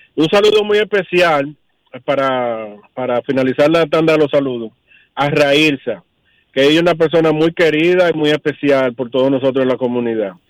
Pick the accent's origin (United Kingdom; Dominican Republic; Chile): Dominican Republic